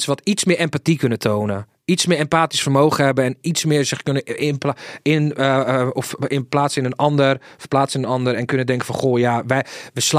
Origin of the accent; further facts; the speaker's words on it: Sweden; born there; Ik ben geboren in Zweden, dat weten heel veel mensen niet.